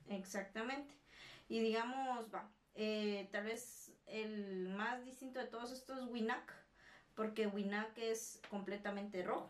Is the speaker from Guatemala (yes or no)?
yes; Guatemala; nosotros como guatemaltecos